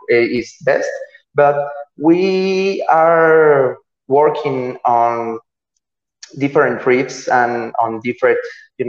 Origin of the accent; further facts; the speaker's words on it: Mexico; English is a second language; we are from here, from Mexico. We are not from Finland.